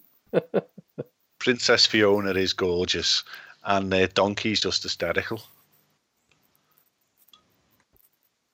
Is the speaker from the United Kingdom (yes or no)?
yes; United Kingdom; as a Brit